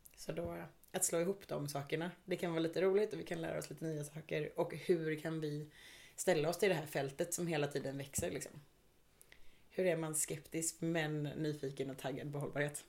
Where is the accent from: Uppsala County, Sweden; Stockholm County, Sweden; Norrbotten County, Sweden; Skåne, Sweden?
Stockholm County, Sweden; Stockholm; now in Gothenburg, Sweden; Jag är ursprungligen från Stockholm och flyttade till Göteborg